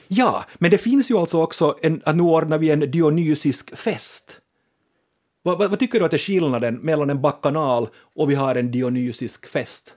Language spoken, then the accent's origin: Swedish; Finland; vi finlandssvenskar är ett festande folk